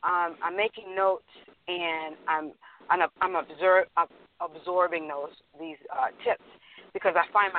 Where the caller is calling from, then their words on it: Houston, Texas, United States; Oh, I'm calling from Houston, Texas.